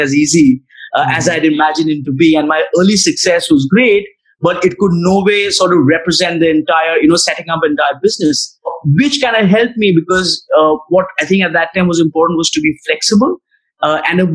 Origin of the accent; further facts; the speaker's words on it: New Delhi, Delhi, India; I'm from New Delhi, which is the capital of India